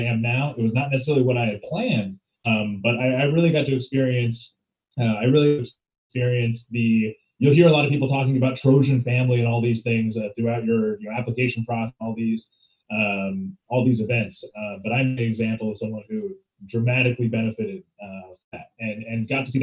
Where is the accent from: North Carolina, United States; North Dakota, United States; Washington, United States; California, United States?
Washington, United States; Seattle; moved away as an adult; now in Los Angeles, United States; Originally, I'm from Seattle